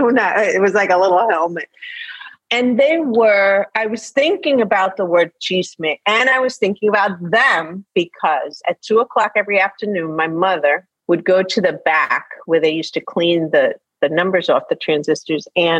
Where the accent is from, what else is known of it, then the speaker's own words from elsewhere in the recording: Queens, New York, United States; So I was a kid and a teenager, like in the 70s and in the early 80s in New York.